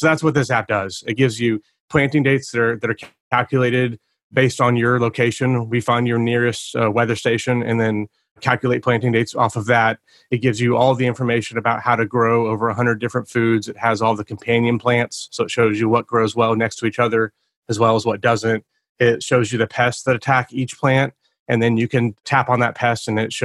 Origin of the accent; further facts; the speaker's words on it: Oklahoma City, Oklahoma, United States; I'm from Oklahoma City, Oklahoma